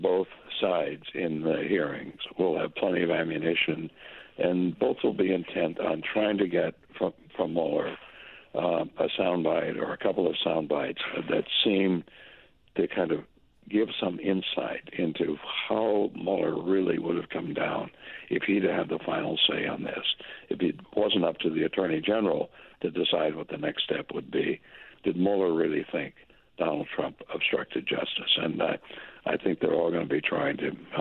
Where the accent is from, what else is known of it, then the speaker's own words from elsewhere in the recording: Minnesota, United States; moved away as an adult; also born or lived in South Dakota / Syracuse, New York; now in Boston, United States; I went to the University of Minnesota, my home state university.